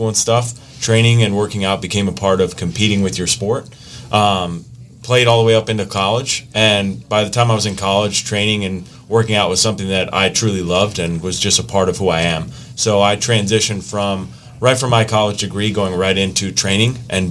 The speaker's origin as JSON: {"language": "English", "town": "Grayslake", "region": "Illinois", "country": "United States", "tie": "born or raised there", "also_born_or_lived": "Kenosha, Wisconsin", "moved": "as an adult", "said": "I'm from Grays Lake, Illinois, is originally where I'm from."}